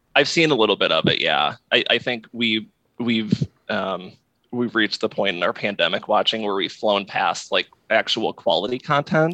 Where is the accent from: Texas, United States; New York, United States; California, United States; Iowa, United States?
Iowa, United States; now in Alexandria, Virginia, United States; I grew up in Iowa